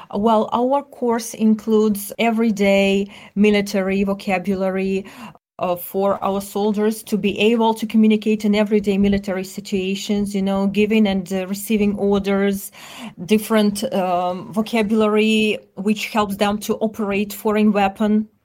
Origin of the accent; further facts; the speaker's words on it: Donetsk, Donetsk Oblast, Ukraine; English is a second language; moved away as an adult; I'm originally from Donbas region, and, uh, I lived in, uh, Donetsk up to two thousand fourteen.